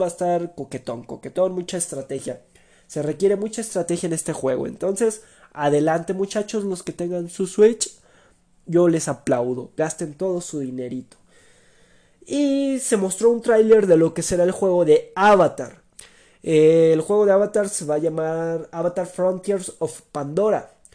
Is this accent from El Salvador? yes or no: no; Mexico; como típico mexicano